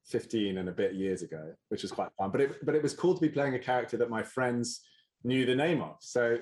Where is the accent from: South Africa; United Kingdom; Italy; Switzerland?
United Kingdom; England; as an English schoolboy